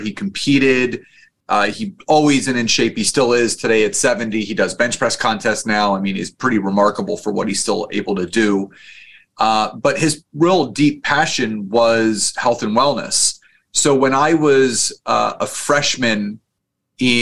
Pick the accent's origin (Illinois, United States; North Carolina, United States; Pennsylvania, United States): Pennsylvania, United States; just outside of Philadelphia; I was born just outside of Philadelphia, Pennsylvania